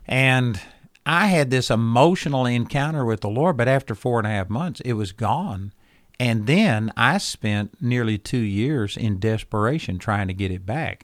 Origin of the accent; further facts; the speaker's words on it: Texas, United States; I was a hick from Texas